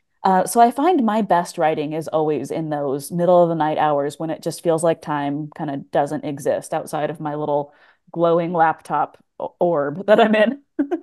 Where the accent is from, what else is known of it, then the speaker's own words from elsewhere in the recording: Pacific Northwest, United States; I grew up in the Pacific Northwest, and I was not a person who traveled a lot really until like after college.